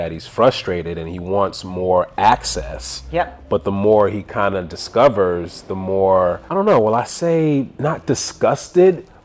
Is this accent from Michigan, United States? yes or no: yes; Detroit, Michigan, United States; also born or lived in San Diego, California / North Carolina; No, I actually was born in San Diego. Were you raised in Detroit? I was raised up in Detroit. I was actually kind of grew up all over, but I spent majority of my life like, well, elementary, middle school in Detroit.